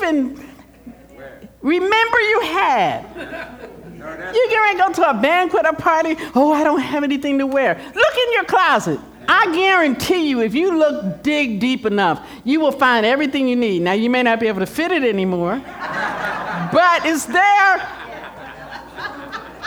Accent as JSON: {"language": "English", "town": "Philadelphia", "region": "Pennsylvania", "country": "United States", "moved": "yes", "said": "I'm from the East Coast, I'm from Philadelphia"}